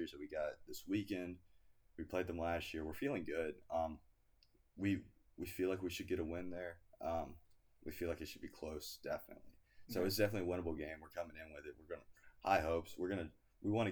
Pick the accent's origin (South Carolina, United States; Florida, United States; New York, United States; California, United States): South Carolina, United States; Greenville; I was born and raised in South Carolina